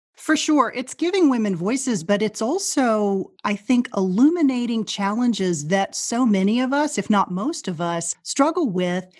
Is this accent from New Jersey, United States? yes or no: no; Rising Star, Texas, United States; moved away as an adult; now in Chevy Chase, United States; I grew up in Rising Star, Texas, which is a small, very small farming and ranching community of about eight hundred people that's in central Texas